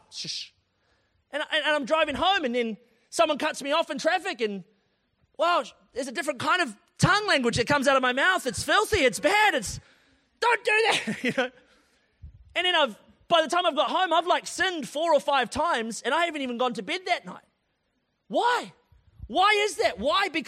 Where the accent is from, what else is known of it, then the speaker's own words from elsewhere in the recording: Tauranga, Bay of Plenty, New Zealand; it's like, ah, kind of wet outside, and I'm from Tauranga. I only do like 24 degrees and above.